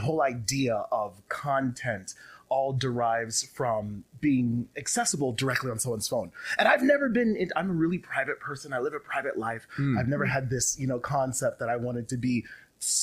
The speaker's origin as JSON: {"language": "English", "town": "Las Vegas", "region": "Nevada", "country": "United States", "tie": "born or raised there", "moved": "yes", "said": "I love being here in Vegas. I grew up here in Vegas."}